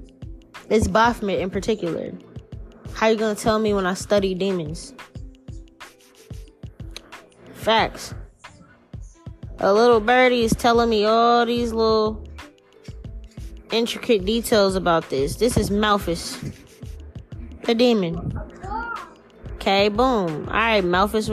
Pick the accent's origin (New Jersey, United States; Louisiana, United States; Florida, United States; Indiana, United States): Louisiana, United States; New Orleans; moved away; That is my hometown.